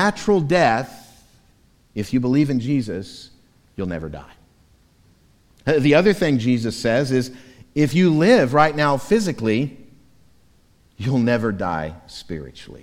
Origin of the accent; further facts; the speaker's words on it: Florida, United States; moved away; Growing up in Florida, in my childhood and teenage years